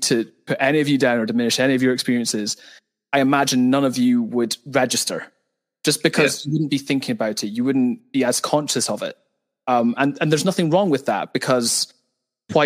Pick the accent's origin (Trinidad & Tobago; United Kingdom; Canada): United Kingdom; Fraserburgh, Scotland; moved away as an adult; I am originally from Fraserburgh